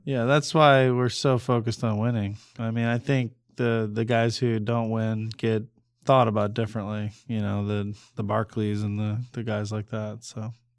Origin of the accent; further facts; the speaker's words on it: Cleveland, Ohio, United States; moved away; growing up in Cleveland